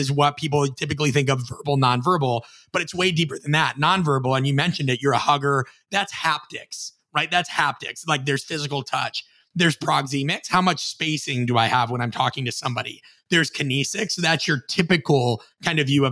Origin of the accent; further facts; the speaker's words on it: Midwest, United States; I'm from the Midwest